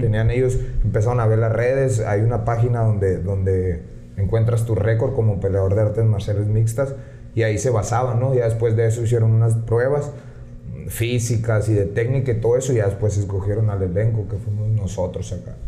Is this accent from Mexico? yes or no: yes; San Luis Río Colorado, Sonora, Mexico; moved away as an adult; now in Tijuana, Mexico; yo nací, crecí aquí en San Luis. Eh, apenas tengo, te digo, cinco años en Tijuana.